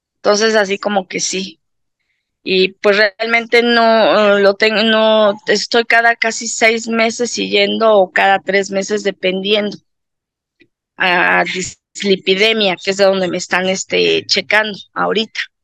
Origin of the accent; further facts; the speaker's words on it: Mexico City, Mexico; soy mexicana, soy de aquí de la Ciudad de México